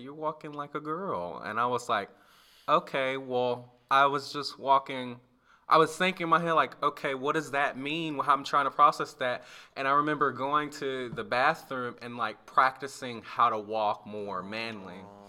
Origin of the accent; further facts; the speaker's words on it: Alabama, United States; like, the campus in my hometown in Alabama, when we moved to Alabama